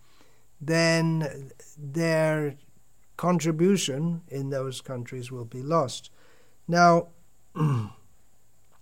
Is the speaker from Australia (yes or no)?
no; England, United Kingdom; When I was growing up in England